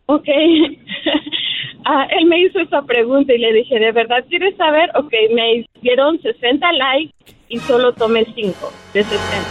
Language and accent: Spanish; Mexico; claro que soy mexicana.